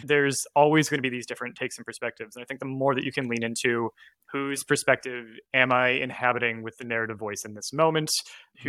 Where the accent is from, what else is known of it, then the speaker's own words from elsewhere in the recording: Canada; I was growing up in Canada